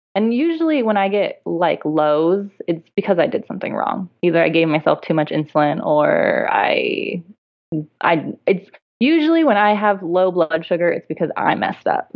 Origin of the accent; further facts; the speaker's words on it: San Diego, California, United States; I'm from San Diego